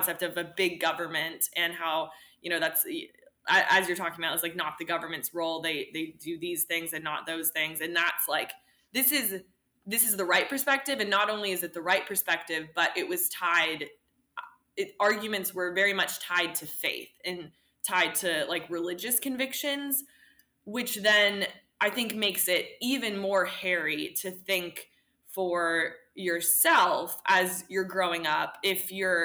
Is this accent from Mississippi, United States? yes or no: yes; Gulf Coast of Mississippi, United States; I grew up on the Gulf Coast of Mississippi, and I went to a Southern Baptist church.